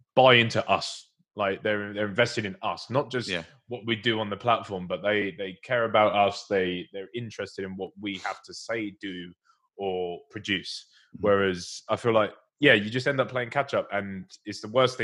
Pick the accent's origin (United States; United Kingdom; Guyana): United Kingdom; Essex, East of England; from Essex